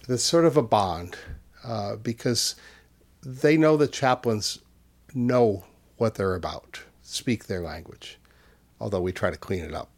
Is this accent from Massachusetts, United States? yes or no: yes; Easthampton, Massachusetts, United States; And in my hometown in, in Western Mass, I grew up in East Hampton.